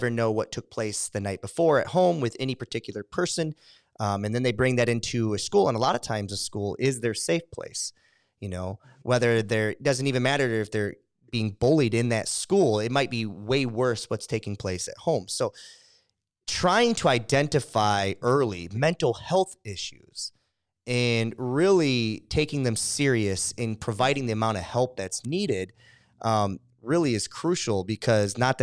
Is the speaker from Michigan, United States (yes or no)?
yes; Michigan, United States; I'm from Michigan